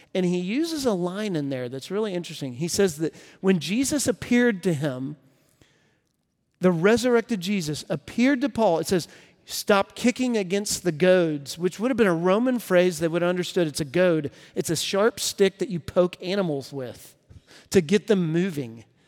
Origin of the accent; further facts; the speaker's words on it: Texas, United States; moved away as an adult; now in Nashville, United States; I'm from Texas originally, and it's where I met my wife, and uh, we both grew up there